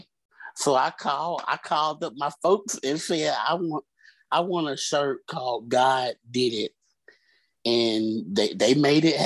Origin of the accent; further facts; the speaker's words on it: Birmingham, Alabama, United States; Originally, I'm from Birmingham, Alabama.